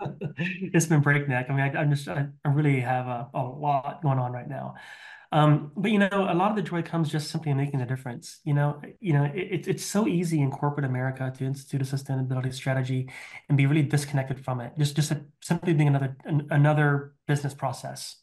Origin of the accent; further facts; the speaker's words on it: Montana, United States; here in my home state of Montana